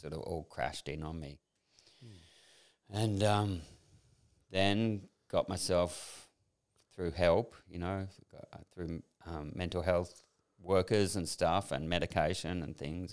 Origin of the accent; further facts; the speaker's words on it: Sydney, New South Wales, Australia; moved away as an adult; also born or lived in New York / France / England; I grew up in Sydney, grew up on the northern beaches, surfy kind of life